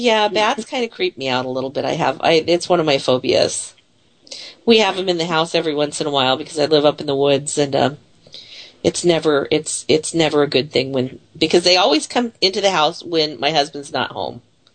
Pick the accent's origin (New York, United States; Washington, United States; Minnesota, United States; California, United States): Washington, United States; Bellingham; also born or lived in Seattle, Washington; now in Chehalis, United States; I'm actually originally from Bellingham, although I was born in Seattle.